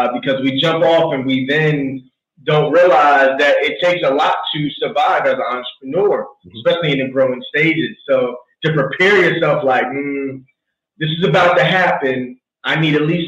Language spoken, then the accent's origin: English; New York City, New York, United States; moved away; also born or lived in Hampton Roads, Virginia; I grew up in Brooklyn. I moved to the Hampton Roads area